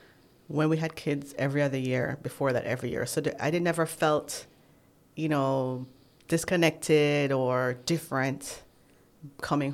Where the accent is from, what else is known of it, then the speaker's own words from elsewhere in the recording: Jamaica; moved away as an adult; now in United States; I'm home. I'm so happy to be home